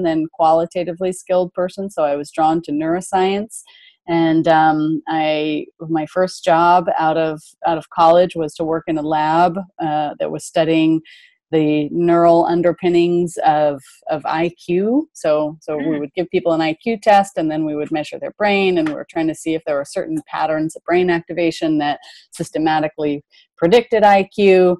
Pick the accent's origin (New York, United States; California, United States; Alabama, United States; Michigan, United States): California, United States; Berkeley; I was raised in Berkeley, California